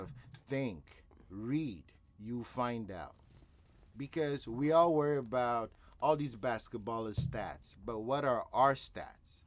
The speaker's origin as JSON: {"language": "English", "country": "Nigeria", "said": "I'm a Nigerian"}